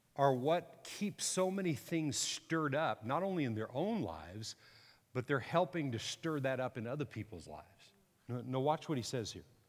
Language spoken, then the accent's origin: English; Texas, United States; I'm a Texan